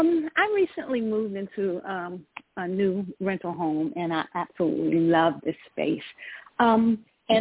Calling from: Georgia, United States; I'm calling from Georgia.

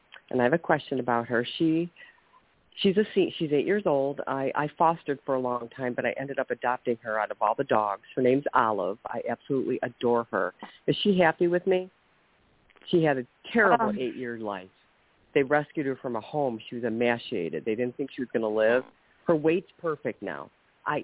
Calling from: Ohio, United States; from Ohio, and good evening.

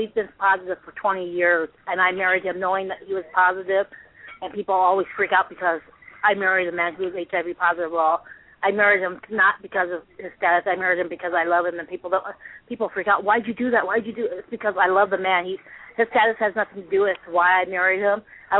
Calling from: Reno, Nevada, United States; I'm calling from Reno, Nevada.

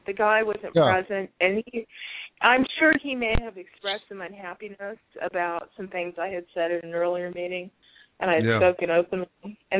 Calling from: Green Valley, Arizona, United States; I'm calling from Arizona.

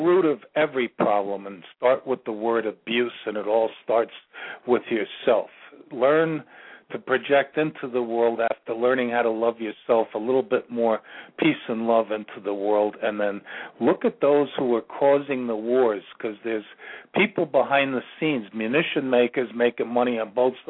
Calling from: Virginia, United States; I'm calling from Virginia.

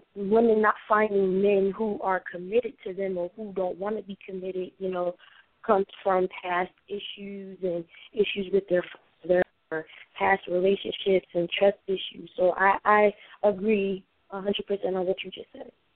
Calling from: Connecticut, United States; I'm calling from Connecticut.

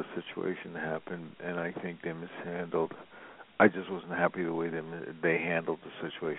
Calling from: Los Angeles, California, United States; I'm calling from Los Angeles.

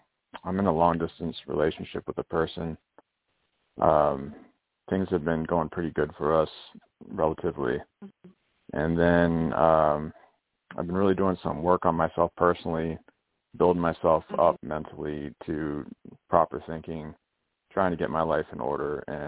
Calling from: Pennsylvania, United States; I'm in Pennsylvania.

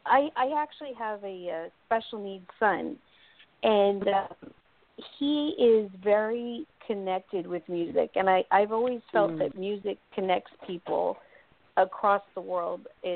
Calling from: North Carolina, United States; I'm calling from North Carolina.

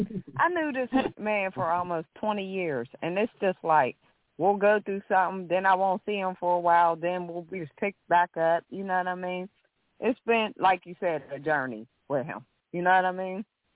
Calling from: Pennsylvania, United States; I'm calling from Pennsylvania.

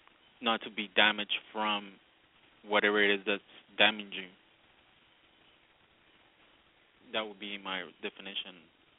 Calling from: Redwood City, California, United States; I'm from Redwood City.

